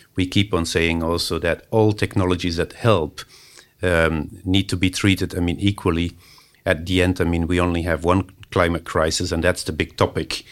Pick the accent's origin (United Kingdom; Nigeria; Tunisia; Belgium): Belgium; moved away; also born or lived in Finland; that's that's my home country, Belgium